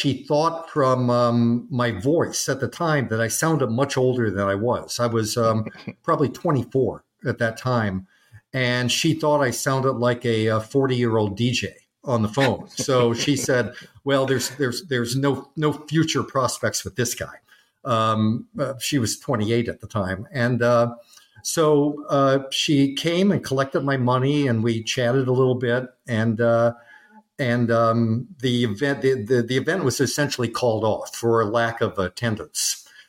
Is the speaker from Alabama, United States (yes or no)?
no; Freeman, South Dakota, United States; also born or lived in Kansas City / Chicago / Omaha; I was born in Kansas City. We lived in Chicago when I was very young, moved to Omaha, and then they transferred him to a territory in South Dakota. And he just happened across this really wonderful town by the name of Freeman.